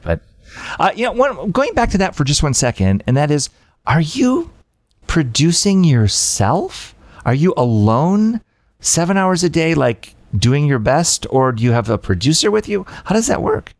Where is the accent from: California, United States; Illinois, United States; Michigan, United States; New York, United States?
Michigan, United States; I'm from the Midwest. I'm from Michigan